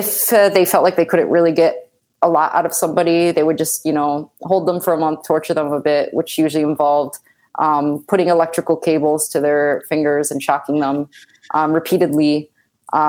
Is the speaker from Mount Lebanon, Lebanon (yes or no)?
no; West Bekaa, Beqaa, Lebanon; I'm from the West Bekaa. But it's like the most southernmost region of it.